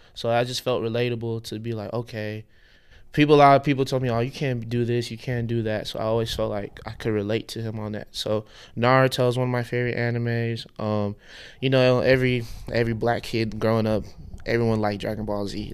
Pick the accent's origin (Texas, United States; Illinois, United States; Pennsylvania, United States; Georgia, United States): Texas, United States; Houston; I was born in Houston, Texas, but my parents are from Lagos, Nigeria